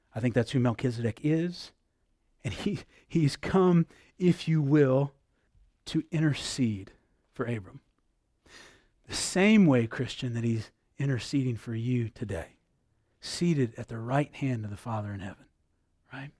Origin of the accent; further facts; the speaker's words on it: United States; I'm an American